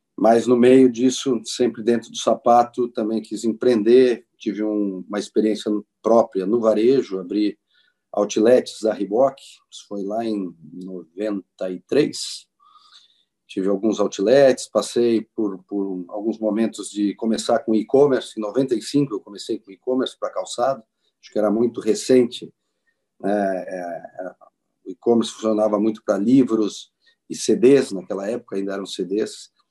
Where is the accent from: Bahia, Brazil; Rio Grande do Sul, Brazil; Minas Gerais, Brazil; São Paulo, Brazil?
Rio Grande do Sul, Brazil; Farroupilha; eu nasci em Farroupilha, eu sou aqui do Rio Grande do Sul, natural de Farroupilha